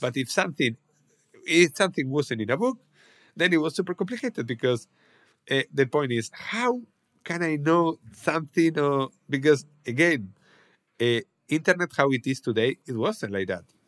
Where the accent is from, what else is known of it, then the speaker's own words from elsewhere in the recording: Salamanca, Castile and León, Spain; my hometown, Salamanca